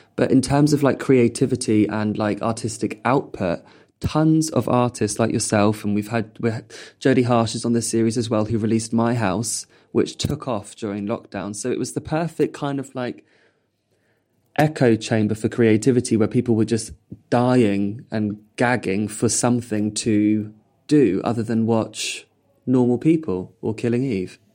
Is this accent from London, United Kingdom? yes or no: yes; Purley, London, United Kingdom; I grew up in Purley